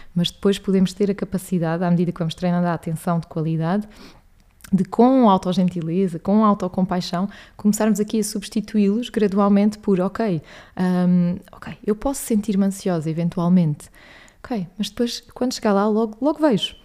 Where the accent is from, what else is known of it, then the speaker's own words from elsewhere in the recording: Alentejo, Portugal; moved away as an adult; now in Lisbon, Portugal; sou natural do Alentejo